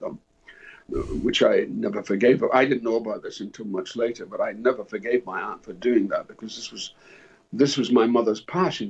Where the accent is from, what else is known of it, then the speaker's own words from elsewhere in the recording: Dundee, Scotland, United Kingdom; My my hometown in Dundee